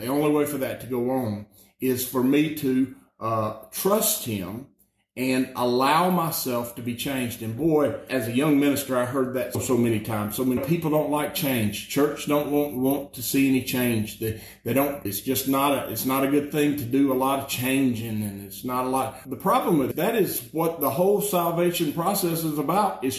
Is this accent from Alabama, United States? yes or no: yes; Alabama, United States; I'm just from Alabama